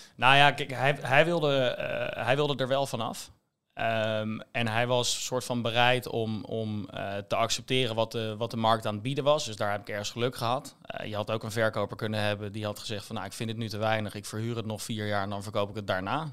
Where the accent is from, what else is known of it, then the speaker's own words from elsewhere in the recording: Rotterdam, South Holland, Netherlands; moved away as an adult; now in Amsterdam, Netherlands; als Rotterdammer zijnde